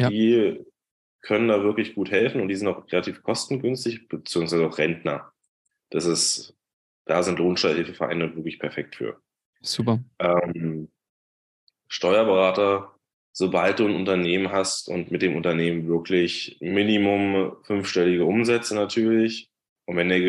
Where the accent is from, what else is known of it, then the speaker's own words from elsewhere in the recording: Brandenburg, Germany; ich komme aus, ursprünglich aus der Nähe von Berlin, habe da auch lange gewohnt bis dieses Jahr und bin jeden Tag nach Berlin reingependelt.